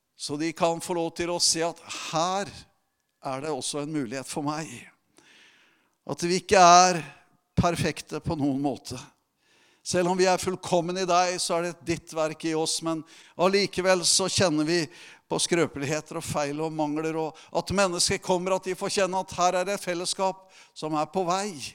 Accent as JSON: {"language": "Norwegian", "region": "Telemark", "country": "Norway", "moved": "yes", "said": "i Telemark, der jeg kommer ifra"}